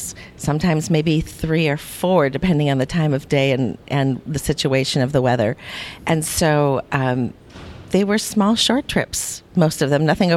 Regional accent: Minneapolis, Minnesota, United States; in my hometown here in the Twin Cities

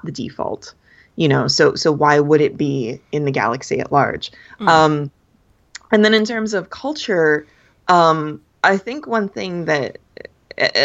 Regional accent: Los Angeles County, California, United States; I grew up down in Los Angeles County, where, you know, there are people from everywhere.

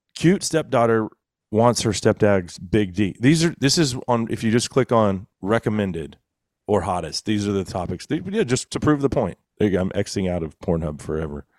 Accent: Texas, United States; as a Texan

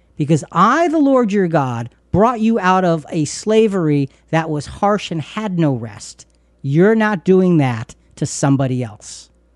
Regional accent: United States; we're from the United States of America

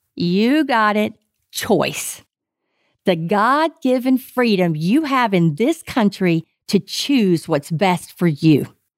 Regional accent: Texas, United States; I am pure Texan

